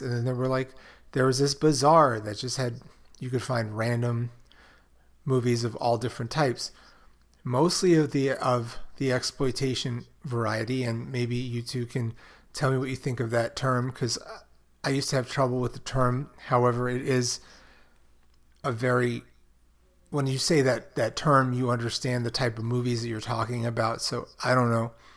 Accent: New York City, New York, United States; growing up in Brooklyn, there was Fulton Mall

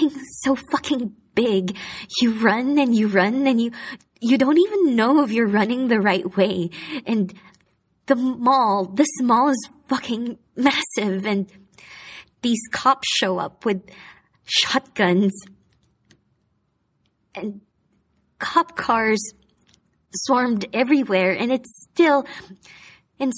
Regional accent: Manila, Metro Manila, Philippines; moved away as an adult; now in Hong Kong; I decided to go back to Manila

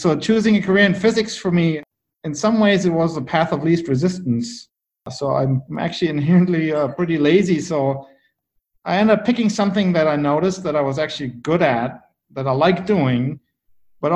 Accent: Bad Nauheim, Hesse, Germany; also born or lived in Düsseldorf; I was actually born in Düsseldorf in Germany, and I grew up in Bad Nauheim, a small town just north of Frankfurt

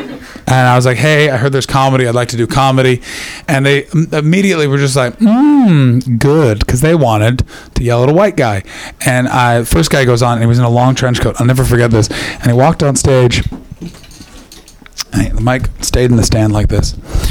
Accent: Canada; you guys can't tell, but I'm Canadian posh, and I was raised by academics

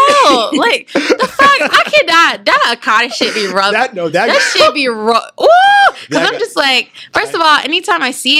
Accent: United States; Like, we were literally born in America.

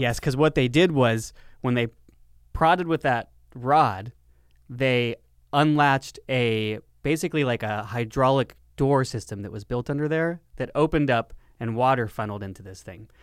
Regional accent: Lancaster, California, United States; my hometown of Lancaster, California

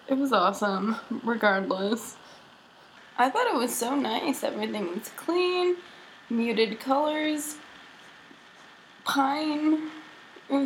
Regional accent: San Diego, California, United States; I'm from San Diego, California

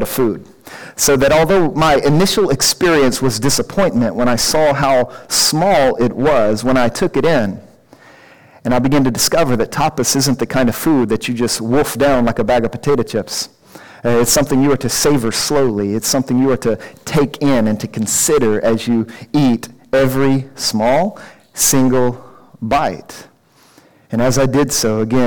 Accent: United States; I'm an American guy

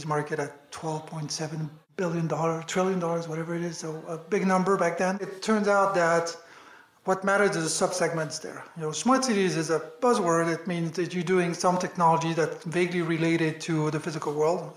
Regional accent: France; accent: French; English is a second language; moved away as an adult; also born or lived in Washington, DC, United States; now in New York, United States; I'm French, as you might hear from my accent. I moved to the US 12 years ago now

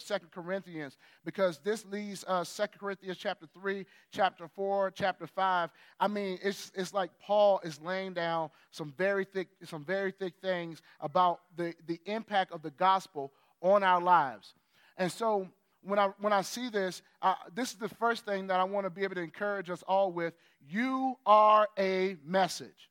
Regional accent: United States; as an American

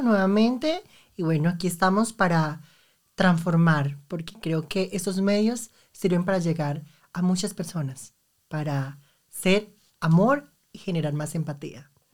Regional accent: Arauca, Colombia; moved away as an adult; also born or lived in Bogotá; now in Munich, Germany; soy una mujer llanera del llano campo, del departamento de Arauca

